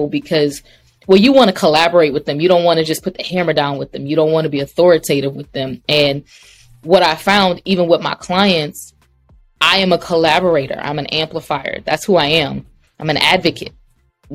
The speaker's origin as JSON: {"language": "English", "town": "Baton Rouge", "region": "Louisiana", "country": "United States", "tie": "born or raised there", "said": "I grew up in Baton Rouge"}